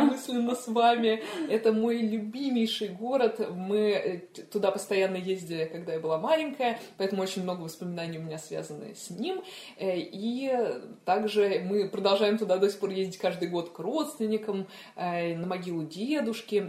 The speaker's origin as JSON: {"language": "Russian", "region": "Moscow", "country": "Russia", "tie": "born or raised there", "said": "Да, я родилась в Москве. Э, я э, родилась в таком одном из э, старых районов Москвы"}